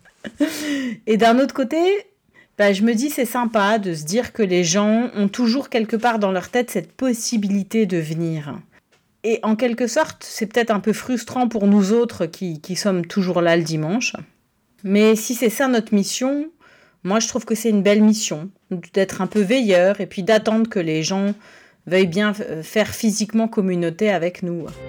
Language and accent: French; Strasbourg, Grand Est, France; now in Zurich, Switzerland; Je viens de la paroisse du Bouclier, la paroisse fondée par Calvin à Strasbourg